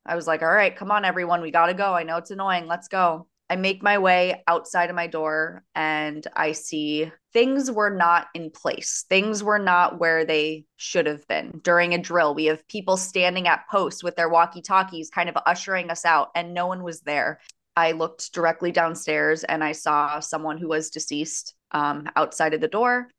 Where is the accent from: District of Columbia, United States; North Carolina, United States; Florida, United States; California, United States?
Florida, United States; Coral Springs; I am from Coral Springs, Florida, which is basically the neighboring town to Parkland.